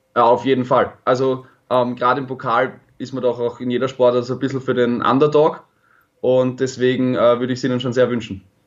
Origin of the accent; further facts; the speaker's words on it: Vienna, Austria; meine Heimatstadt Wien